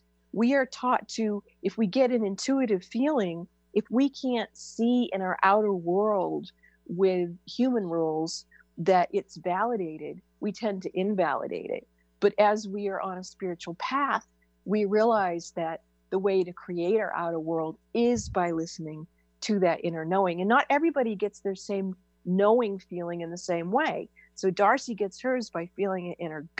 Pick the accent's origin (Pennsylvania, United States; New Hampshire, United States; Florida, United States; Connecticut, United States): New Hampshire, United States; I was born and raised in New Hampshire